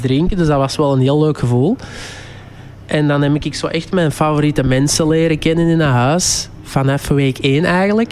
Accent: Kempen, Flanders, Belgium; accent: Kempisch; mijn Campisch

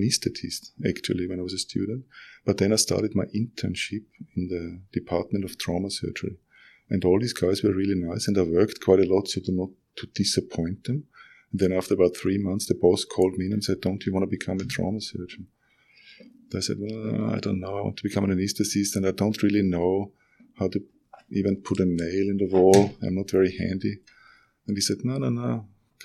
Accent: Austria; moved away as an adult; now in Lismore, Australia; I'm originally from Austria. I've been here for 18 years. I can't get rid of the accent

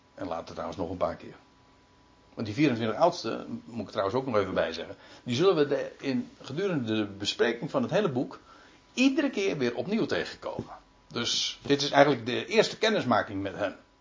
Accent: Netherlands; wij weten als Nederlanders

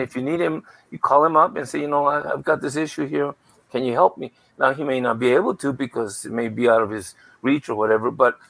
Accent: El Paso, Texas, United States; I grew up in Segundo Barrio

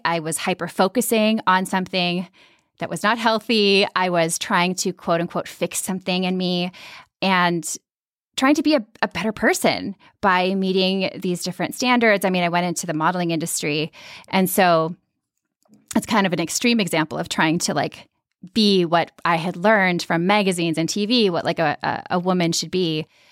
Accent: Minnesota, United States; I grew up in Minnesota and in a really kind of like quiet Scandinavian suburban community

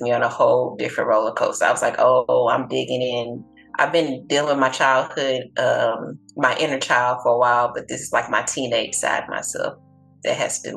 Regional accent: Galveston, Texas, United States; also born or lived in Houston, Texas; I'm from Galveston.

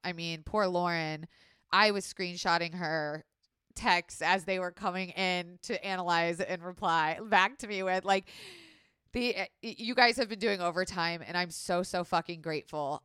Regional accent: Florida, United States; I was raised in Florida

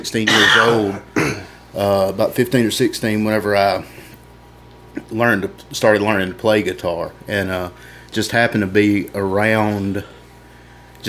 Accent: Tremont, Alabama, United States; also born or lived in Mississippi; right on the edge of Alabama, Mississippi line, just in the edge of Alabama. Went to school at Tremont

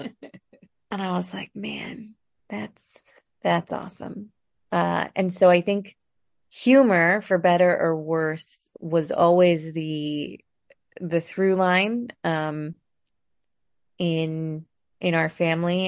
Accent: San Jose, California, United States; moved away as an adult; also born or lived in Ohio / San Francisco; now in Portland, United States; I moved to San Jose, Saratoga when I was three.

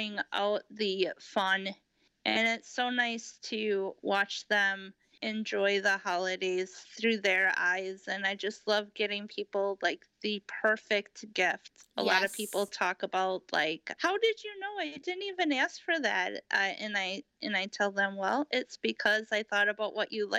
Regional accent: Appleton, Wisconsin, United States; now in Fond du Lac, United States; I was born and raised in Appleton, Wisconsin, and in the Fox Valley. And I grew up on the west side.

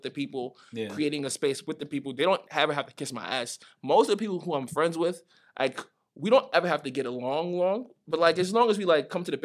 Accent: New York City, New York, United States; also born or lived in Nigeria; I was born there, so, like, I spent, like, the first 7 years there.

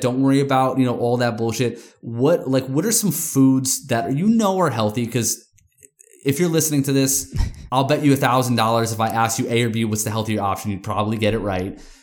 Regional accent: New York, United States; I'm from New York

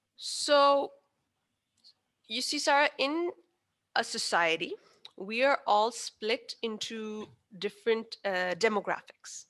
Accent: Pakistan; I am Pakistani

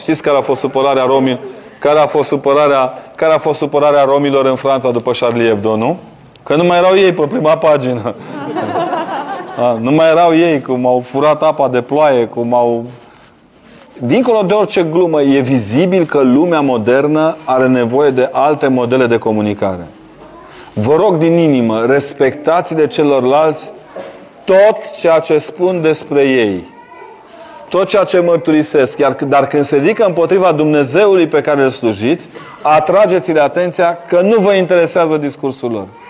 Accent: Transylvania, Romania; Eu, ca ardelean

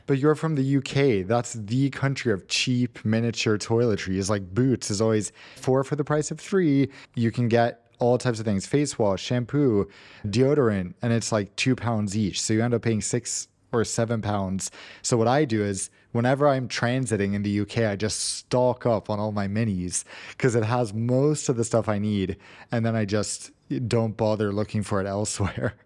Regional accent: United States; moved away; as an American

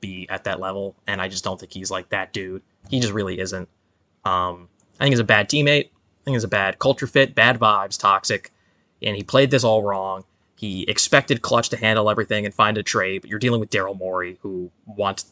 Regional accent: New York, United States; I'm a New Yorker

